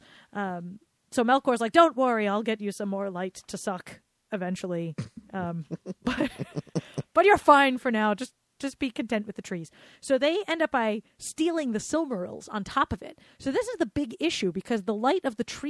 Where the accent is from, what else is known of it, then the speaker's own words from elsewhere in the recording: Rhode Island, United States; accent: Rhode Island; my Rhode Island accent